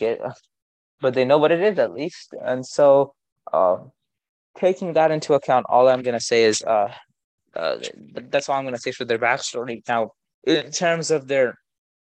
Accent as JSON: {"language": "English", "country": "India", "said": "I'm Indian"}